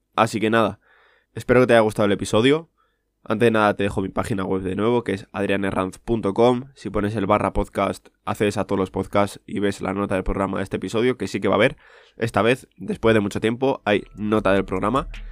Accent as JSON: {"language": "Spanish", "town": "Segovia", "region": "Castile and León", "country": "Spain", "tie": "born or raised there", "said": "yo soy de ciudad, soy de Segovia, y principalmente es lo que he mamado, ¿vale? O sea, de toda mi vida, pues yo he nacido en la ciudad y he vivido en la ciudad"}